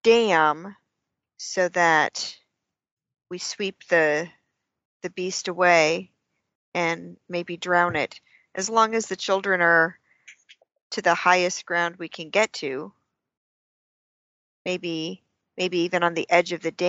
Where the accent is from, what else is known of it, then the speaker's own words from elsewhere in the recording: Bavaria, Germany; Well, I am originally from Bavaria.